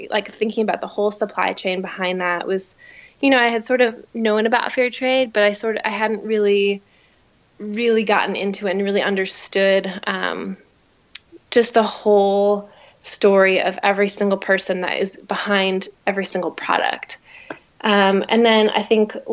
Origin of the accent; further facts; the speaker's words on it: Chicago, Illinois, United States; I am from Chicago. I grew up in the suburbs. And I've really always lived here in Chicago